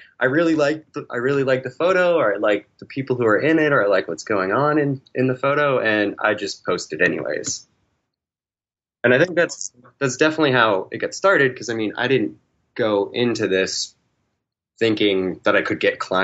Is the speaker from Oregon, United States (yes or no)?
no; New Hampshire, United States; now in Texas, United States; I grew up in New Hampshire